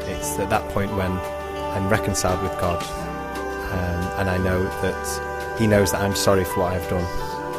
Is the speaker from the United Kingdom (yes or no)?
yes; Manchester, North West England, United Kingdom; I'm 20 and I'm from Manchester in the UK.